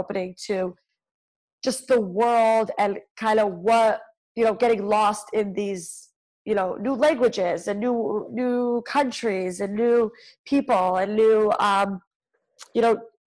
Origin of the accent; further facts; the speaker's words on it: New York City, New York, United States; I grew up in Crown Heights, Brooklyn.